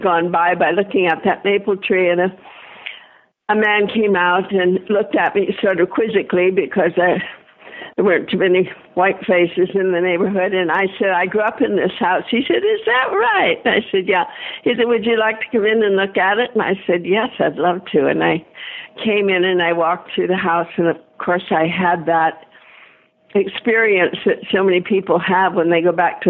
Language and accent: English; Detroit, Michigan, United States; born or raised there